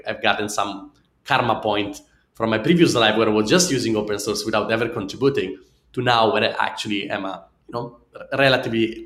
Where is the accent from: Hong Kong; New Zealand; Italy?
Italy; accent: Italian; English is a second language; my funny Italian accent